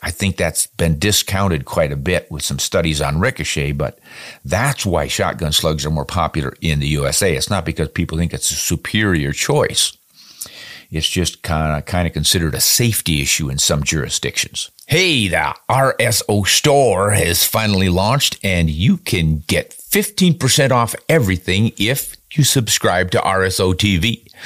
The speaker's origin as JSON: {"language": "English", "country": "United States"}